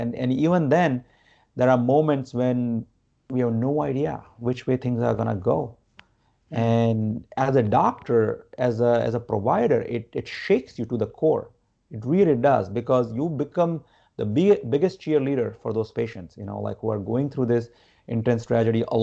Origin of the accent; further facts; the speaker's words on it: Gujarat, India; moved away as an adult; now in United States; I grew up in India.